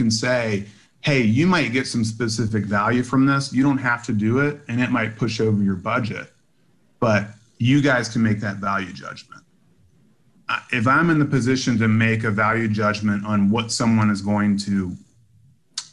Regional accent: Virginia, United States; now in Chicago, United States; I grew up in Virginia and live in Chicago now

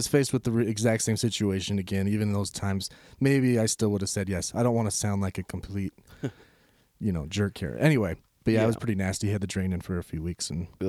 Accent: Utah, United States; I'm from Utah.

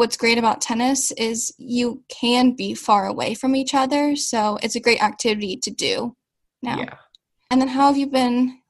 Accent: Seattle, Washington, United States; I am 15 years old, and I am from Seattle, Washington.

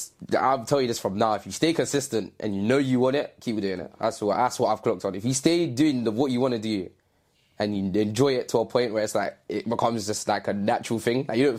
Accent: London, United Kingdom; I'm from the east side of London. Nationality-wise, I'm Jamaican. I am also mixed with something else, but it's not like a predominant side.

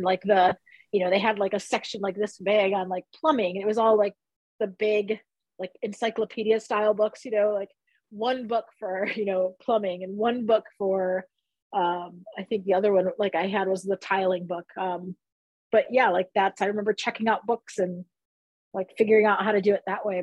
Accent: Detroit, Michigan, United States; I grew up in Southwest Detroit.

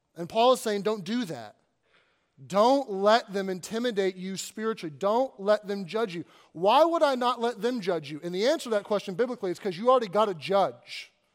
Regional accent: Kentucky, United States; moved away as an adult; also born or lived in Arkansas / Southern California / Northern California; now in Pennsylvania, United States; I grew up in Kentucky

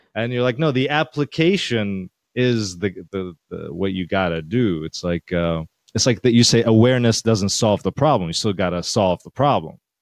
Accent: Syria; now in New York, United States; I'm from Syria

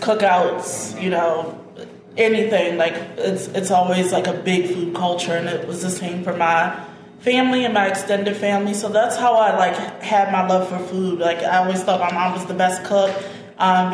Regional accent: Woodlawn, Maryland, United States; also born or lived in Baltimore; was born here in Baltimore. I was mostly raised in Woodlawn.

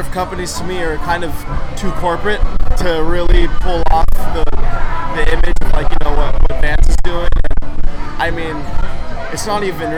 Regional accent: San Clemente, California, United States; I'm from San Clemente, California

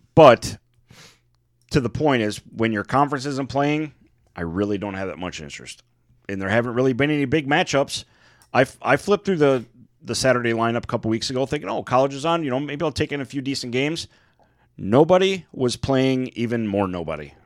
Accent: Michigan, United States; We come from Michigan

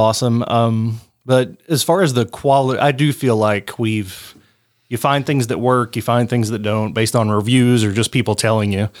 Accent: Harlan, United States; my hometown of Harlan

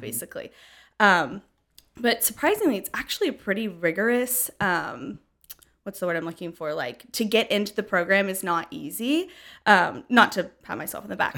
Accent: Franklin, Tennessee, United States; moved away as an adult; now in Knoxville, United States; I grew up in Franklin, Tennessee, been here basically my whole life

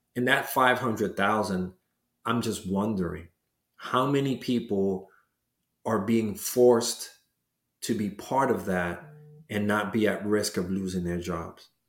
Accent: New York City, New York, United States; growing up in Washington Heights

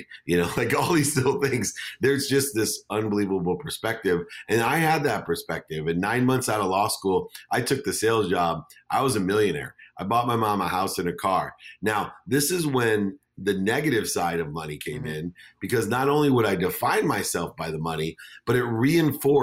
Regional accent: San Diego, California, United States; also born or lived in Akron, Ohio; I moved from Akron, Ohio to San Diego.

